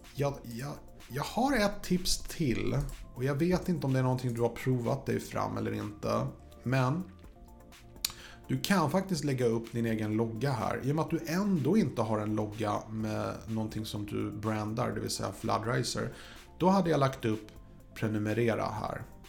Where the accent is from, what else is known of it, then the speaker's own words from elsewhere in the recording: Sweden; jag är svensk